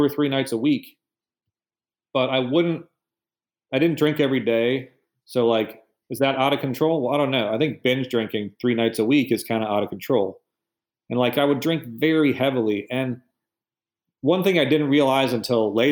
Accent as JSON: {"language": "English", "region": "Michigan", "country": "United States", "moved": "as an adult", "said": "I'm from Michigan"}